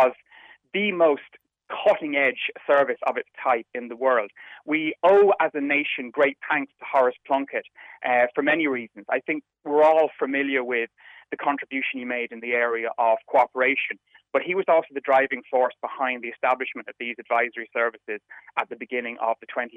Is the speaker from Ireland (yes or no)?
yes; Ireland; we as Irish people